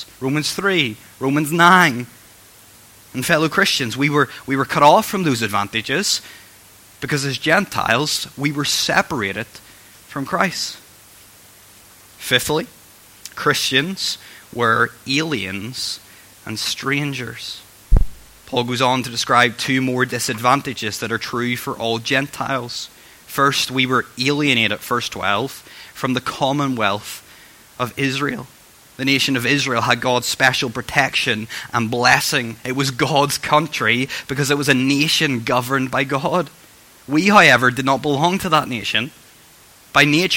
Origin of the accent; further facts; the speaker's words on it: Northern Ireland, United Kingdom; I'm from Northern Ireland